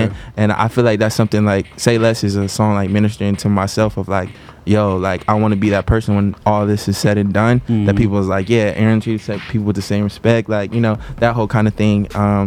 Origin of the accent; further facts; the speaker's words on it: Bristol, United States; now in Nashville, United States; I'm from Bristol, so you know, in the small town Bristol, like you can feel like a celebrity because it's so small. It's like, you know, I go home back in Bristol